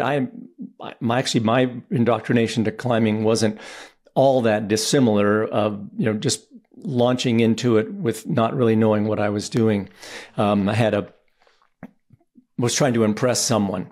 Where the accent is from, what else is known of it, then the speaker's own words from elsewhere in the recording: Boulder, Colorado, United States; I grew up in Boulder, Colorado